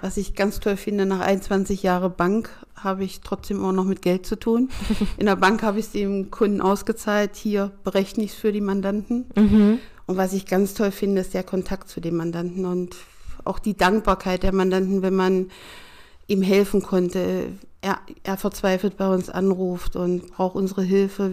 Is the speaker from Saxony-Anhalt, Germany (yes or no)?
yes; Schönebeck, Saxony-Anhalt, Germany; moved away as an adult; also born or lived in Stuttgart; now in Ronnenberg, Germany; im Traktorenwerk und Dieselmotorenwerk in Schönebeck in Sachsen-Anhalt gemacht